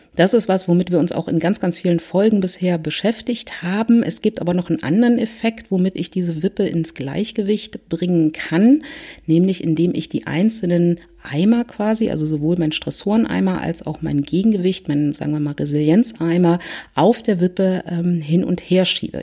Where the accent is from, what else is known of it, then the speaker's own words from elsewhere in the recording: Berlin, Germany; ich komme aus Berlin